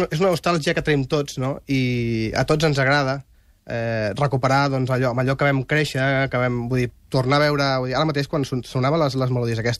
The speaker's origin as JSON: {"language": "Catalan", "region": "Catalonia", "country": "Spain", "said": "hi ha altra gent com eh, Blog Museum, que som també catalans"}